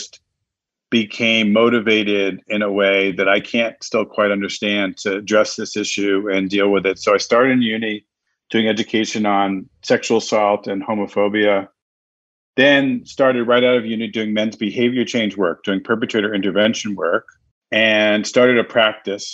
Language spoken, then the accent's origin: English; New York City, New York, United States; now in Connecticut, United States; normally I'm home based in Connecticut and I grew up in New York City